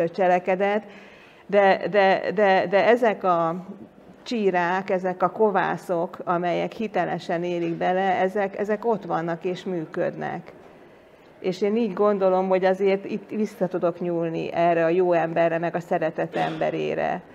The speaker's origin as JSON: {"language": "Hungarian", "country": "Hungary", "tie": "born or raised there", "said": "én meg magyar vagyok, itt születtem, itt nőttem fel"}